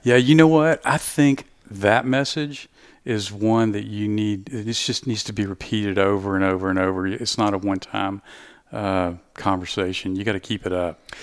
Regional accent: Southeast Texas, United States; I'm from Southeast Texas

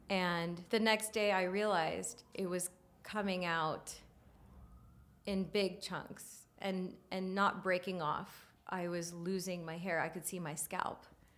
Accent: India; Yeah. I'm Indian.

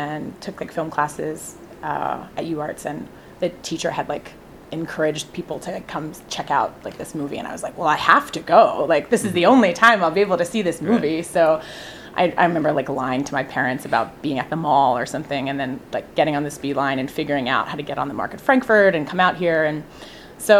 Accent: Burlington County, New Jersey, United States; also born or lived in Willingboro, New Jersey / Cherry Hill, New Jersey; I grew up in Burlington County in this little spot next to Mount Holly

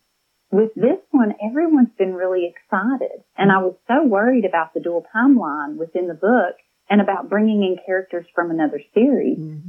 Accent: Tennessee, United States; I am from Northeast Tennessee, and I try to set all of my stories in and around that area.

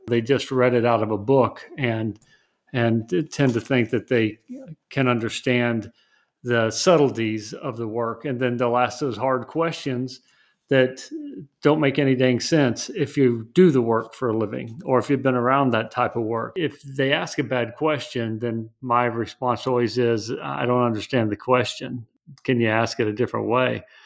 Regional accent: West Texas, United States; I'm from West Texas

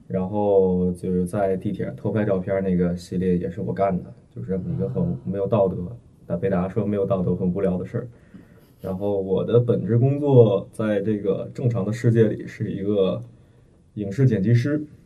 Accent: Beijing, China; 我是北京的嘛

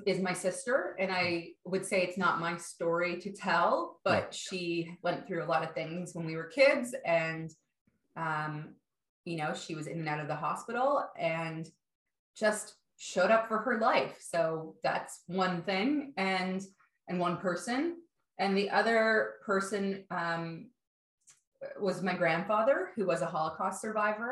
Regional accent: Toronto, Ontario, Canada; I grew up in Toronto, in Canada, sort of midtown

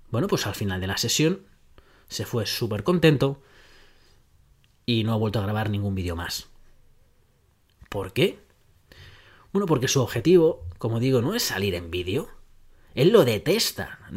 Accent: Netherlands; Spanish is a second language; soy holandés, soy cuadriculado

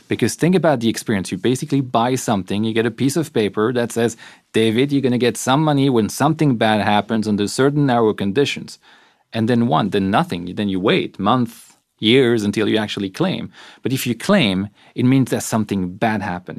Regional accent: Belgium; I'm from Belgium

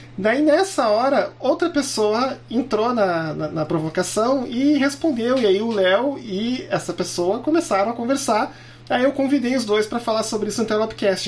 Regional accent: Canoas, Rio Grande do Sul, Brazil; also born or lived in Porto Alegre; Como eu nasci em Porto Alegre e me criei na cidade de Canoas

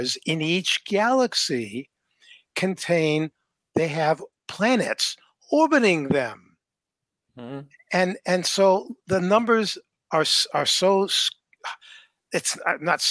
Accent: New Hampshire, United States; I grew up in New Hampshire

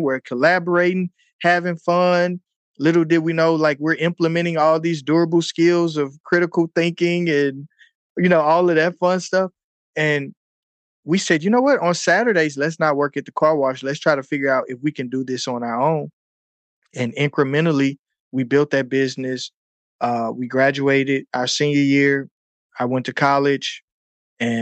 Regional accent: St. Louis, Missouri, United States; I'm from St. Louis, Missouri, so we have all four seasons

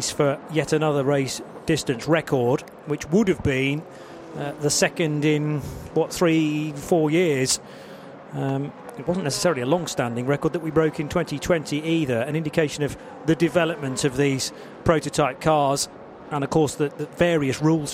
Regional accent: United Kingdom; being a Brit

